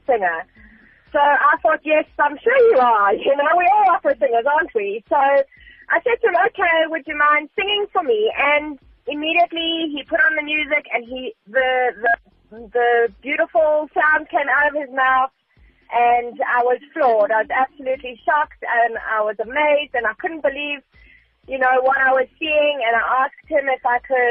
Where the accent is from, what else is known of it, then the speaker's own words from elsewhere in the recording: South Africa; 100% proudly South African